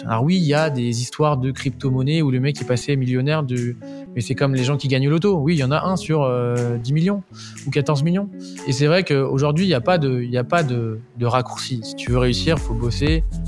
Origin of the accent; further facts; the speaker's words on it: Deauville, Normandy, France; je viens de Normandie, je, suis un, je suis un petit Normand